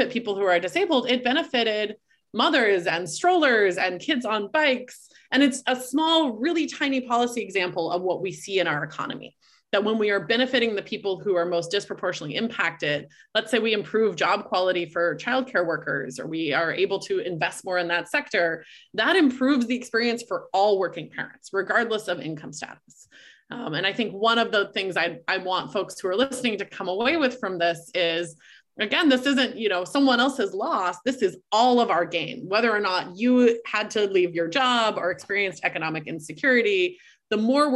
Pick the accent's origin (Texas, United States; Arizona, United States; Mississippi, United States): Texas, United States; moved away; I'm from Texas originally, and I attended a co-ed high school